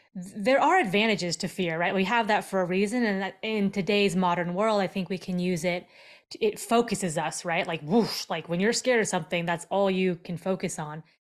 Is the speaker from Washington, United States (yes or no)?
yes; Seattle, Washington, United States; also born or lived in Seoul, South Korea; I was born in Seoul, South Korea, and then I was adopted as a five and a half month old baby and brought over to, uh, to the States, and I grew up in the Seattle area